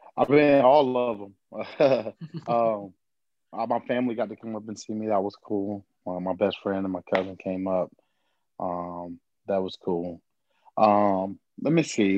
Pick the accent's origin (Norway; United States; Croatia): United States; Fort Myers, Florida; born or raised there